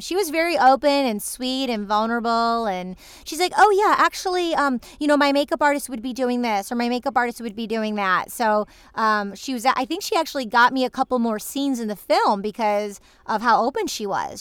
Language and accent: English; Michigan, United States; moved away as an adult; also born or lived in Los Angeles / New York City; now in Los Angeles / New York City, United States; I'm visiting my family um, where I grew up in Michigan